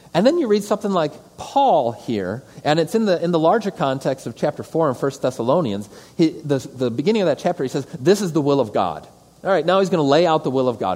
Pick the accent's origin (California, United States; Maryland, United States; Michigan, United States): Michigan, United States; Detroit; moved away as an adult; also born or lived in Thailand / St. Louis / Arizona; I'm a kid from the suburbs. I'm from Metro Detroit originally.